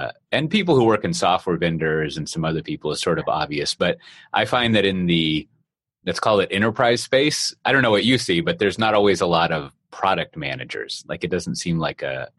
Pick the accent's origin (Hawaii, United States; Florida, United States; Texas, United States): Texas, United States; Austin; moved away; my hometown of Austin, Texas